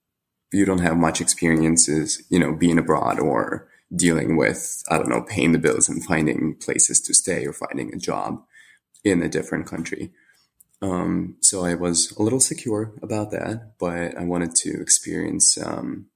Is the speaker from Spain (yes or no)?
no; Ukraine; English is a second language; also born or lived in United States